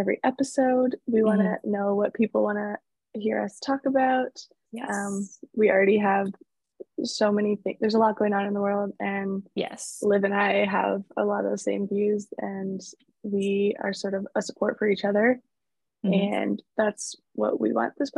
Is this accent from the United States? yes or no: no; Toronto, Ontario, Canada; We're both from Toronto